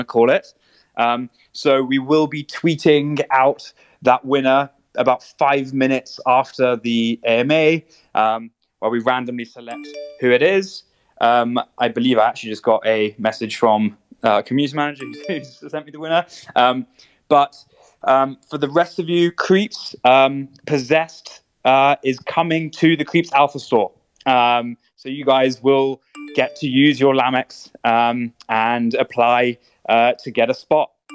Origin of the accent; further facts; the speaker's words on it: London, United Kingdom; we're all from London